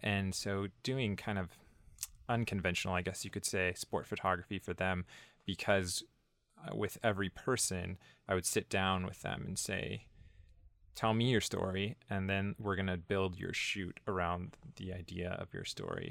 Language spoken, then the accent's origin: English; Northern California, United States; moved away as an adult; originally I was born and raised in Northern California